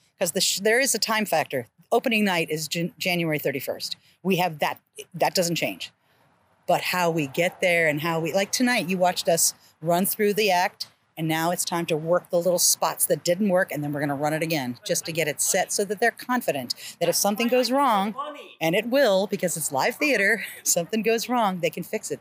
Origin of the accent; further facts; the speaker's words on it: Columbus, Ohio, United States; moved away as an adult; also born or lived in Kent, Ohio / Bowling Green, Ohio / Richmond, Virginia; now in Charlotte, United States; I'm an Ohio girl. I'm from Columbus, Ohio